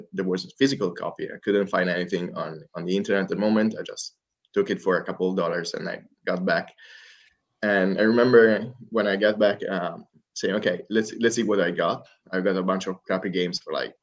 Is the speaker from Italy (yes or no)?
yes; Italy; I'm from Italy